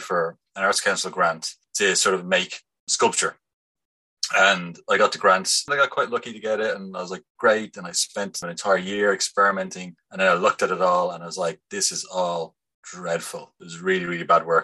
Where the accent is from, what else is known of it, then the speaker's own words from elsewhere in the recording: Bray, Leinster, Ireland; now in Dublin, Ireland; I'm from Bray